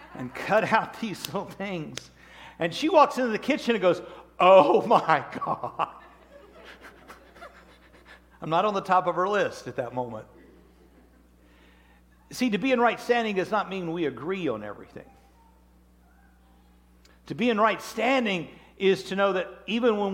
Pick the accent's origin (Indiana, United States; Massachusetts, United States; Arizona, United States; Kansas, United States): Kansas, United States; Wichita; I'm from Wichita, Kansas